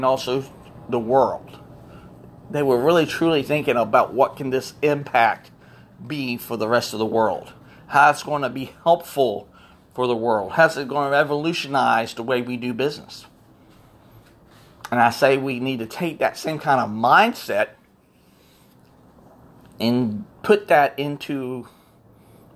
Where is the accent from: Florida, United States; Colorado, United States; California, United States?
Florida, United States; Born and raised in Florida